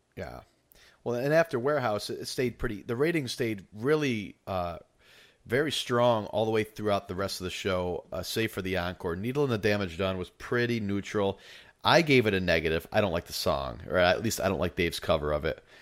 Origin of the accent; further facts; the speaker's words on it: New York, United States; moved away; I'm from New York originally